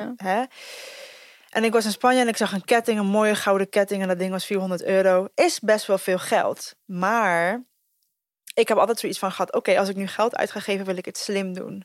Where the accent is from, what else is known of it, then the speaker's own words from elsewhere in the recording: Costa Rica; now in Netherlands; ik ben dus geboren in Costa Rica